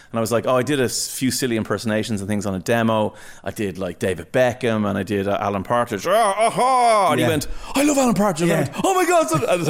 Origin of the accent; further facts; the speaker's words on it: Portmarnock, Leinster, Ireland; I'm from Port Marnock